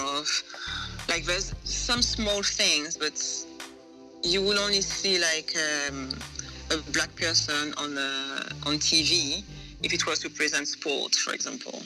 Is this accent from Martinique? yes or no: yes; Martinique; first language French; English is a second language; also born or lived in Montpellier, France / Paris, France; now in United Kingdom; So I grew up in Martinique, um, then I studied in France for mm-hmm. a bit, and then I came into UK for work